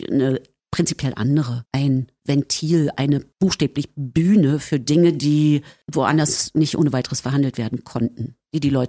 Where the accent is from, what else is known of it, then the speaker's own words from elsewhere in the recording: East Germany, Germany; Ich sagte, na so und so, wir kommen aus dem Osten.